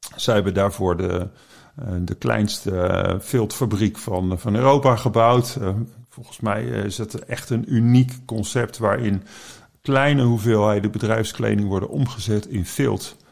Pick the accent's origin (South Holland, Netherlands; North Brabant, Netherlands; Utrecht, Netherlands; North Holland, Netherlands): South Holland, Netherlands; The Hague; moved away; Ik ben naar Den Haag gekomen, mijn geboortestad